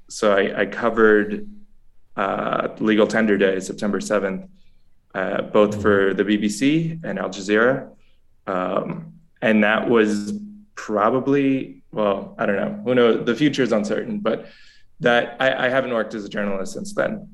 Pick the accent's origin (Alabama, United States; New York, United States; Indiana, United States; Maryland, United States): New York, United States; moved away as an adult; now in El Salvador; I'm originally from New York. I've been down here in El Salvador since August